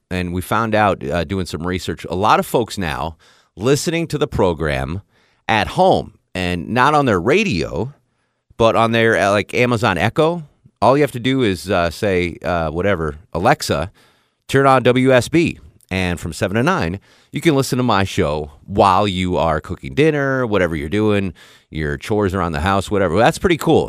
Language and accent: English; Connecticut, United States; now in Atlanta, United States; I'm from Connecticut